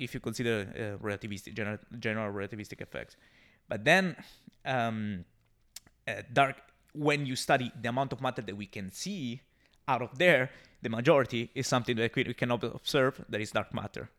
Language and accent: English; Siena, Tuscany, Italy; English is a second language; moved away as an adult; Siena is my hometown. I'm from Siena.